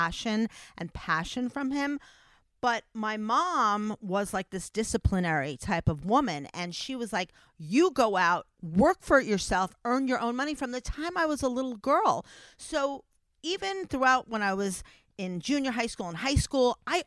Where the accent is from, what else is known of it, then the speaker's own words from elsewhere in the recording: New York City, New York, United States; we grew up in the Bronx